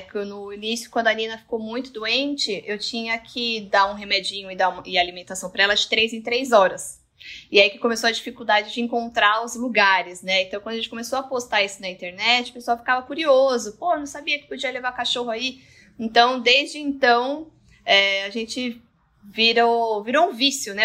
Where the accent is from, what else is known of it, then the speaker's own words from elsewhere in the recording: Santos, São Paulo, Brazil; Nós somos de Santos